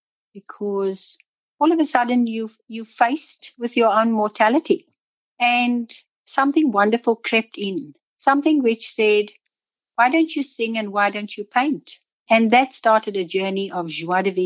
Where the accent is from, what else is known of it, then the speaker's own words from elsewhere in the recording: Cape Town, Western Cape, South Africa; now in Warwick, Australia; I was born in South Africa. I was born in Cape Town.